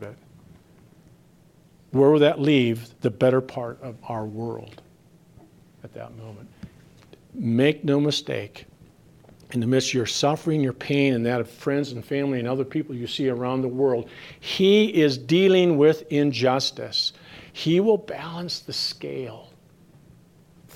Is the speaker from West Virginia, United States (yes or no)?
no; Minnesota, United States; I come from Minnesota